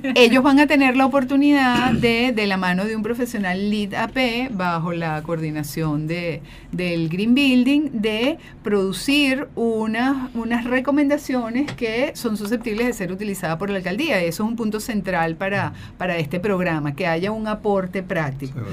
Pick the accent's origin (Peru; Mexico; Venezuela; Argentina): Venezuela; yo soy venezolana, como decimos en Venezuela